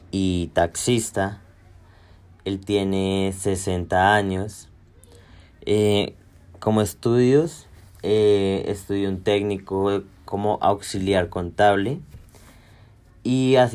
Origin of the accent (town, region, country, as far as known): Colombia